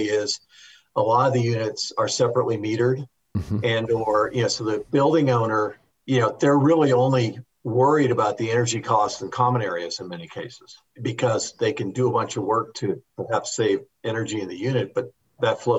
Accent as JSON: {"language": "English", "region": "Wisconsin", "country": "United States", "said": "I'm from Wisconsin"}